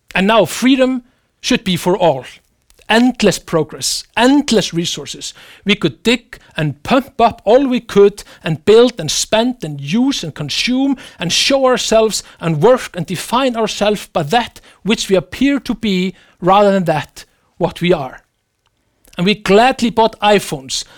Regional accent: Iceland; my home country, Iceland

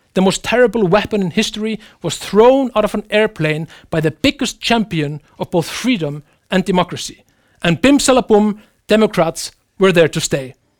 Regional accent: Iceland; my home country, Iceland

